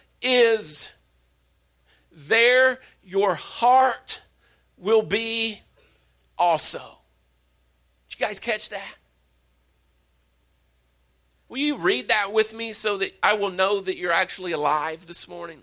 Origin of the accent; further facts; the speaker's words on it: Wallburg, North Carolina, United States; I'm from Wahlberg